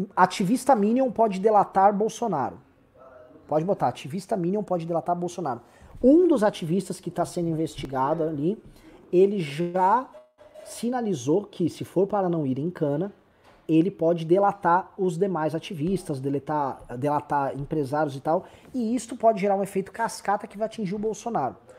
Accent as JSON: {"language": "Portuguese", "region": "São Paulo", "country": "Brazil", "said": "como paulista"}